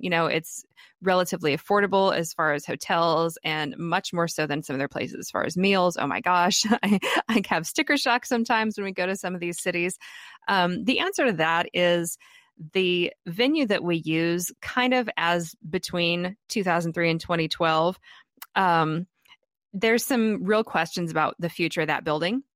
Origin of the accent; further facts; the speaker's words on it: Wichita, Kansas, United States; Wichita, Kansas, which is kind of my hometown